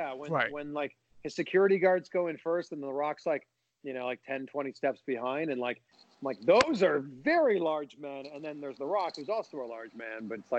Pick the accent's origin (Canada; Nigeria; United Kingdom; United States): Canada; I'm from Canada. I'm very nice.